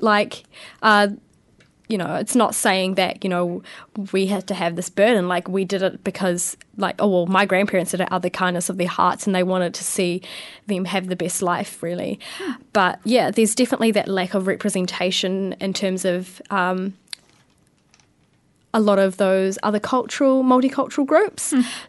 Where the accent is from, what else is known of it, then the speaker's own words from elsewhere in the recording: Porirua, Wellington, New Zealand; Yeah, so I was born in Kenepuru Hospital. I went to primary at St. Teresa's School in Plymouth, so very local.